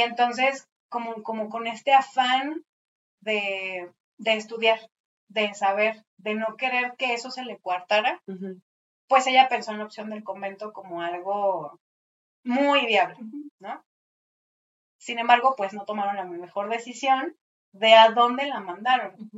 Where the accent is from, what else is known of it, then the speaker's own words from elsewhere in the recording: Mexico City, Mexico; estos edificios que nos dan identidad como chilangos